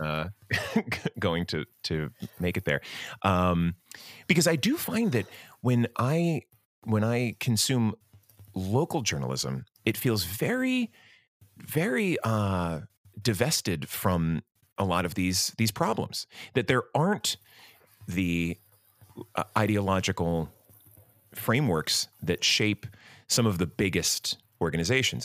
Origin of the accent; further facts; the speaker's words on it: Medford, New Jersey, United States; now that I am an adult with a family and a real investment in my hometown, I'm still here in Medford